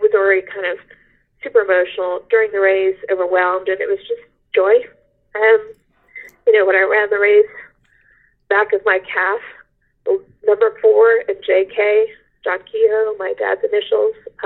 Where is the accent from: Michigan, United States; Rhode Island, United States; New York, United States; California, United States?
Rhode Island, United States; I was born in Rhode Island. My family is from Rhode Island